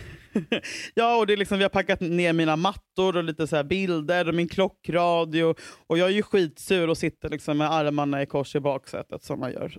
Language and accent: Swedish; Huddinge, Stockholm County, Sweden; jag var från Huddinge